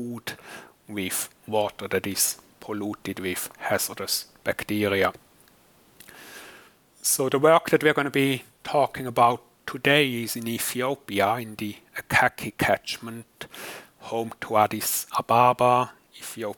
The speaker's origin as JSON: {"language": "English", "region": "German-speaking Switzerland", "country": "Switzerland", "also_born_or_lived": "United States", "moved": "as an adult", "lives_now": "Newcastle, United Kingdom", "said": "As you can maybe guess from my accent, I'm not British, but originally from Switzerland, kind of the German-speaking part of the world."}